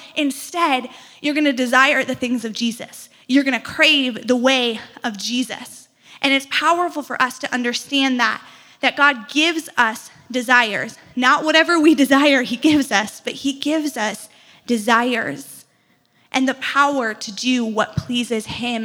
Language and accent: English; outside of Chicago, Illinois, United States; now in Madison, United States; I grew up outside of Chicago